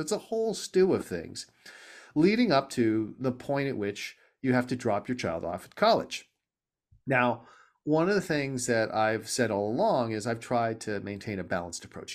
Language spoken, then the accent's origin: English; Los Angeles, California, United States; I grew up in Southern California, in L